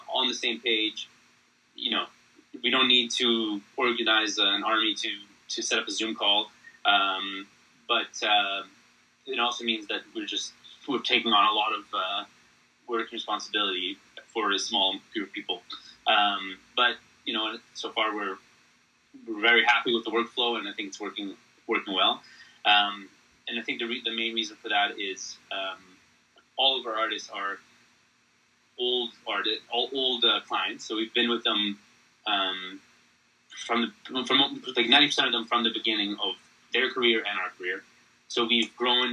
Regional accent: Canada; I'm Canadian

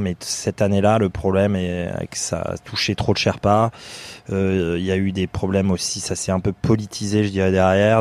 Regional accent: Limousin, Nouvelle-Aquitaine, France; moved away as an adult; now in Singapore; je viens du, de, de France, du Limousin. Je suis un fils d'agriculteur

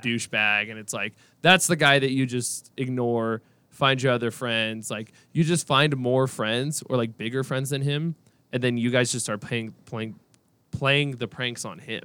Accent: Washington, United States; moved away as an adult; now in Boise, United States; I'm from Washington

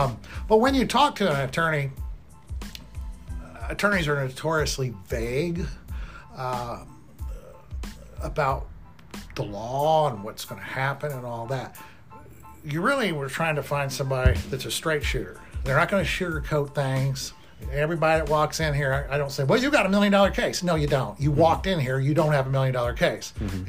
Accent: Midwest, United States; We grew up in the Midwest. We went to schools in the Midwest. We're not from other states.

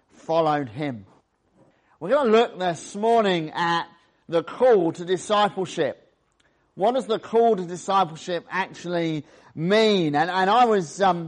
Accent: the England side of the Welsh borders, West Midlands, United Kingdom; I was born in the Welsh borders, just the England side of the Welsh borders

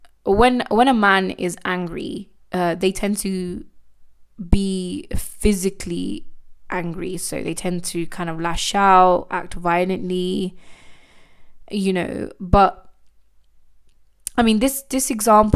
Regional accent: United Kingdom; as a British born Indian, I'm actually very privileged and grateful to be born in this country.

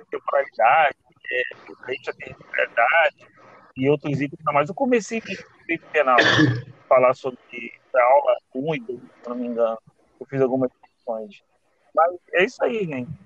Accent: Rio de Janeiro, Brazil; Bom dia, sou o …. Sou daqui do Rio. Estou estudando também para concurso como vocês.

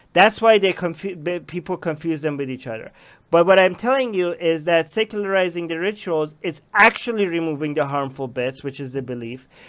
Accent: Iran; moved away; I grew up in Iran, which was only Shia

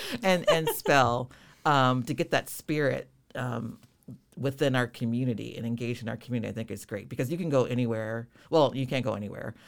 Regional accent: Rockford, Illinois, United States; born and raised Rockford, Illinois

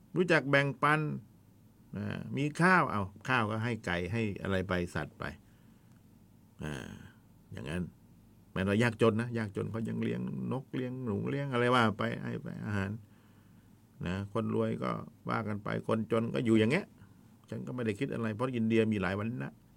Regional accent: the South, Southern Thailand, Thailand; บ้านเราคนใต้

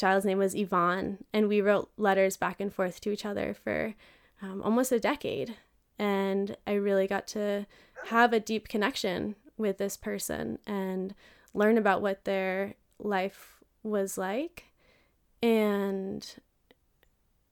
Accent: Vermont, United States; I grew up in an all-white town in Vermont

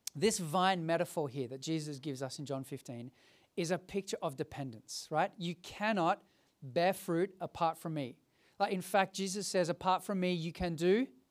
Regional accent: Sydney, New South Wales, Australia; Growing up as a kid, I grew up in the Hills District

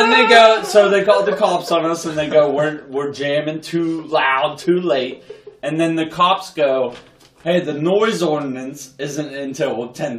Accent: United States; I grew up in Washington on Weirk Avenue.

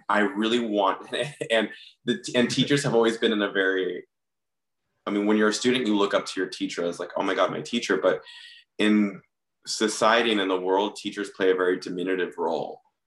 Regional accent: Miami, Florida, United States; moved away; I grew up in Miami.

